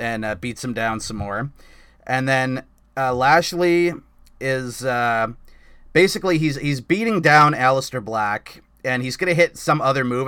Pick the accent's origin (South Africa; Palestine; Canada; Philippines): Canada; I'm a Canadian